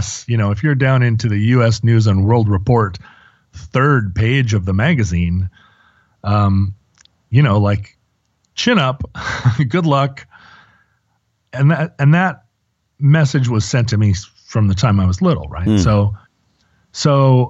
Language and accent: English; United States; growing up in America and the schools that I went